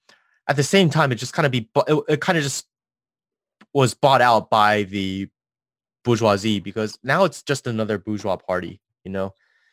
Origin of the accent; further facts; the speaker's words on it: Taiwan; we were all born and raised in Taiwan